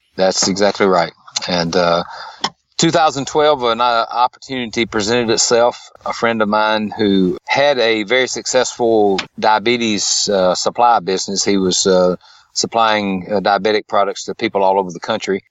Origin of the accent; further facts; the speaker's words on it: Tupelo, Mississippi, United States; I was born in Tupelo, Mississippi. I've lived around Tupelo area all my life